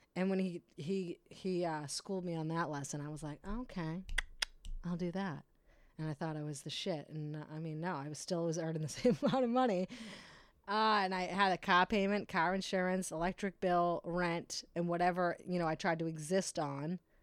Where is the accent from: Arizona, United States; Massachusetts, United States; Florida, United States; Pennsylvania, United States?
Massachusetts, United States; Brockton; I am from Brockton in the city